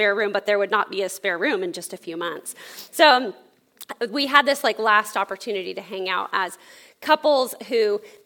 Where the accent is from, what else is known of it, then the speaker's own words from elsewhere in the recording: California, United States; moved away; we're from California originally